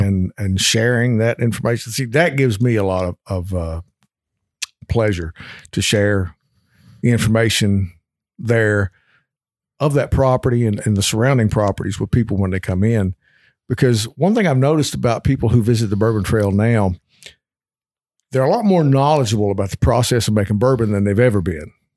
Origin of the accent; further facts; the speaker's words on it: Kentucky, United States; born and raised in Kentucky